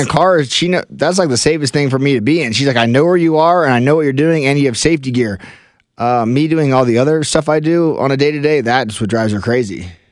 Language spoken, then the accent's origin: English; Colorado Springs, Colorado, United States; I grew up in uh, Colorado Springs, Colorado